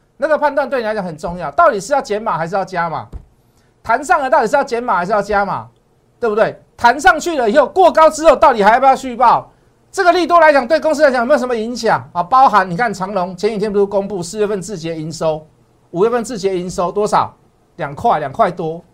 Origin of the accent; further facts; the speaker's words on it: Taiwan; 我们台湾人民